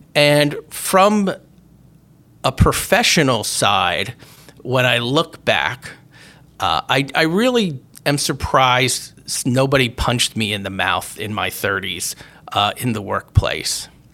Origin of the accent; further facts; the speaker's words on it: Berwick, Pennsylvania, United States; when I was a teenager and growing up in Berwick, uh, Pennsylvania